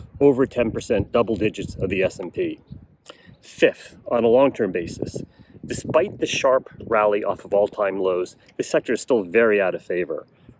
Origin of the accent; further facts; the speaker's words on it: United States; as an American